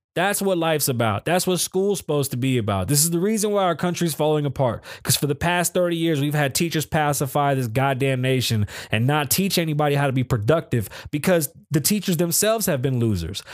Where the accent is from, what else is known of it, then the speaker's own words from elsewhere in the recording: New York City, New York, United States; accent: Bronx; I'm from the Bronx